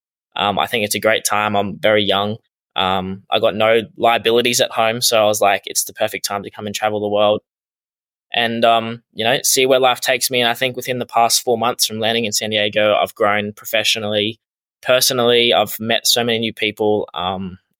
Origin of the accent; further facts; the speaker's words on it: Australia; moved away as an adult; now in United States; I am Australian.